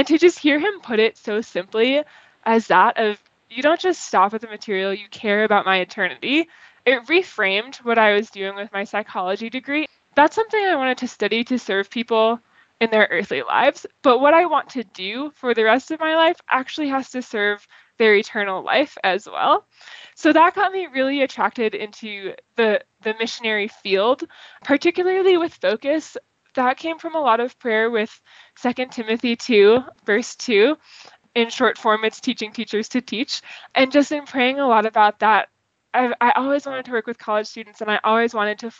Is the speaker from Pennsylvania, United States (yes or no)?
no; Boston, Massachusetts, United States; moved away as an adult; also born or lived in Fairfax, Virginia / College Park, Maryland; now in Denver, United States; I'm from Boston, and so it was so far away to move all the way down towards DC